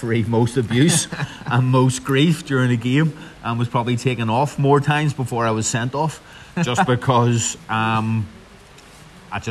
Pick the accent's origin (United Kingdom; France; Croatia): United Kingdom; Belfast, Northern Ireland; also born or lived in Bangor; I grew up, we grew up actually in Belfast, in sort of Glengormley direction, until I was 11